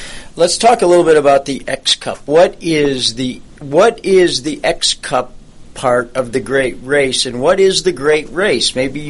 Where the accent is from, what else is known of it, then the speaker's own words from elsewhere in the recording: Jamestown, New York, United States; I grew up in Jamestown, not far from you.